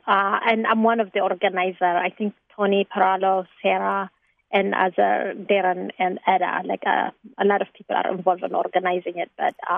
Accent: Tigray, Ethiopia; now in Chicago, United States; I'm from Tigray.

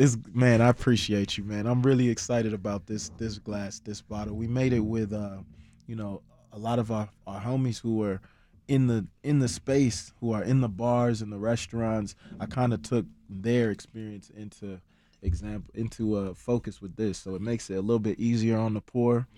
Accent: Chicago, Illinois, United States; also born or lived in Ghana; Me being able to be born and raised in Chicago

